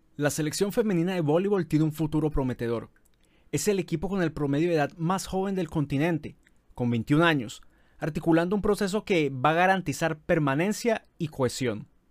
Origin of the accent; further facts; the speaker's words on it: Colombia; aquí en nuestro país